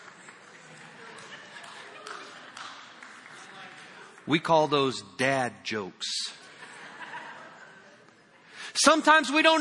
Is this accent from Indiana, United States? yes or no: yes; Indiana, United States; I'm from Indiana.